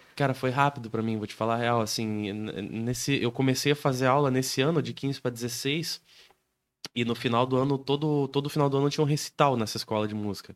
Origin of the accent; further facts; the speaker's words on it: Canoinhas, Santa Catarina, Brazil; moved away; Eu sou natural de Canoinhas